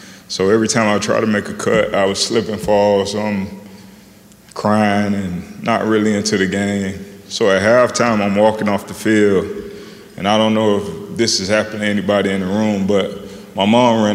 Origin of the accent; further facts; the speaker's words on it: Miami, Florida, United States; moved away as an adult; I grew up in Miami. You know, I went to college in Miami.